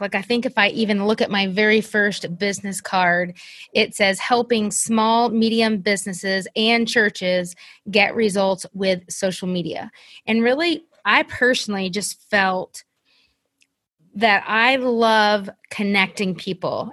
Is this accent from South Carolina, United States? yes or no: yes; South Carolina, United States; moved away as an adult; also born or lived in Kentucky; we ended up moving in two thousand fourteen to my hometown of South Carolina